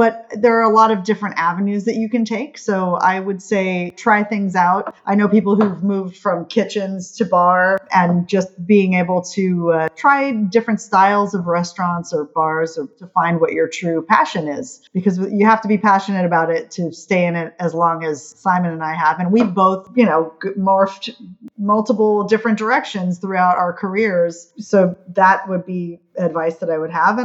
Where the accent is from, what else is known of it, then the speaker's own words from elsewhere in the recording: Honolulu, Hawaii, United States; now in New York City, United States; I'm from Hawaii, Honolulu